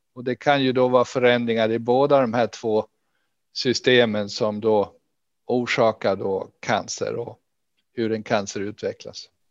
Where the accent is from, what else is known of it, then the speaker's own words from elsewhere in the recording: Gotland, Sweden; now in Lund, Sweden; jag är ursprungligen från Gotland och det hörs väl kanske ännu.